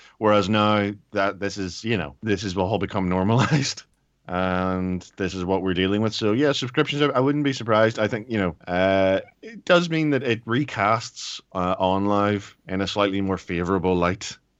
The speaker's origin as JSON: {"language": "English", "country": "Ireland", "said": "But I'm Irish, so it's okay."}